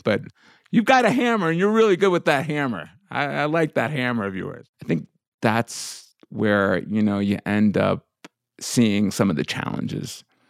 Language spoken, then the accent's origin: English; suburbs of New York, United States; growing up the way I did in, you know, in, in the suburbs of New York as a Indian immigrant's kid